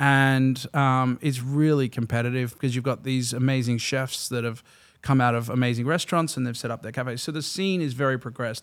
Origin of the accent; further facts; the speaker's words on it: Melbourne, Victoria, Australia; moved away as an adult; now in West Hollywood, United States; I am from Melbourne, Australia, sunny Melbourne.